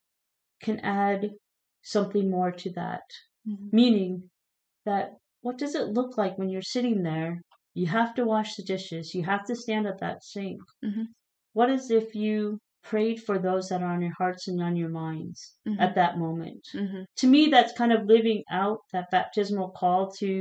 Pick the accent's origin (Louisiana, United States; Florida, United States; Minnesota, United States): Minnesota, United States; now in Phoenix, United States; growing up in Minnesota